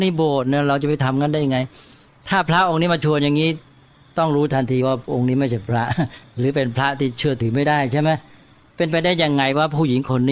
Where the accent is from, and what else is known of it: Thailand